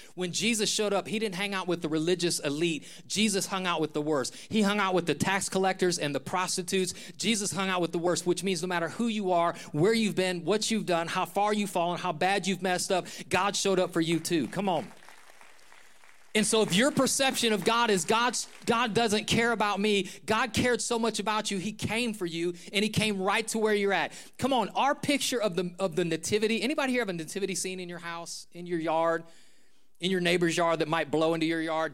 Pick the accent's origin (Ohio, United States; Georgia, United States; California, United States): Ohio, United States; Northeast; Where I grew up in Northeast Ohio